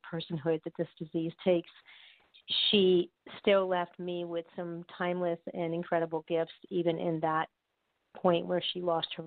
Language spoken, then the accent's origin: English; New York, United States; now in Florida, United States; I'm originally from New York